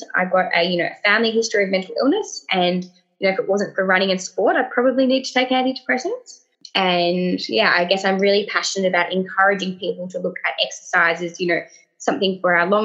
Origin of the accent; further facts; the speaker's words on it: Tasmania, Australia; now in Sydney, Australia; I'm originally from Tasmania.